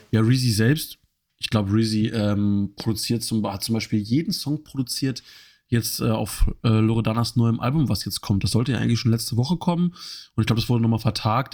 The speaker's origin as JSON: {"language": "German", "country": "Germany", "said": "für uns als Deutsche"}